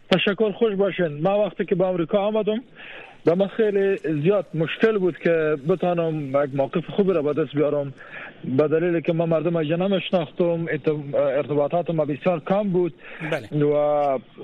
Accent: Afghanistan; moved away; ما در افغانستان بزرگ شدیم

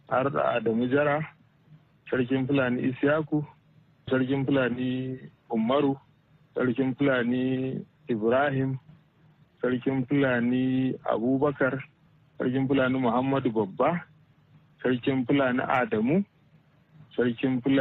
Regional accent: Tattarawa, Kano State, Nigeria

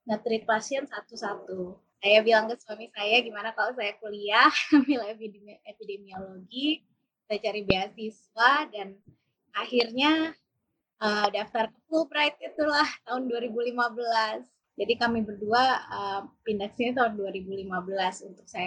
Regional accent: Bogor, West Java, Indonesia; saya kecilnya dulu di Bogor, jadi sekitar 12 kilo dari Bogor. Jadi desa, sih. bapak saya itu ternak ayam dan ibu saya itu perawat

